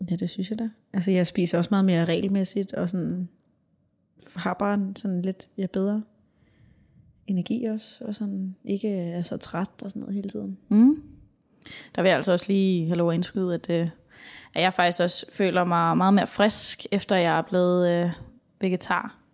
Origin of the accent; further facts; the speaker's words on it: Denmark; her hjemme i Danmark.